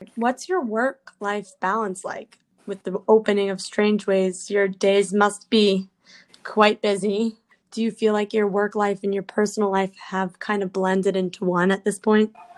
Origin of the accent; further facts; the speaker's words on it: New York City, New York, United States; I'm a New Yorker as well